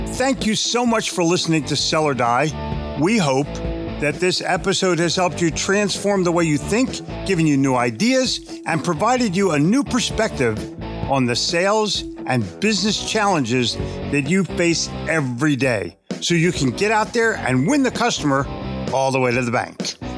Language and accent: English; Philadelphia, Pennsylvania, United States; born or raised there; moved away as an adult; also born or lived in New Jersey / New York City; now in Charlotte, United States